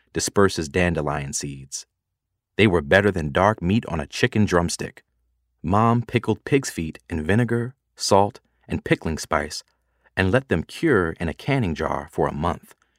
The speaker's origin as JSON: {"language": "English", "town": "Atlanta", "region": "Georgia", "country": "United States", "tie": "born or raised there", "said": "I was growing up in a community of folks like me in an area of Atlanta called Buttermilk"}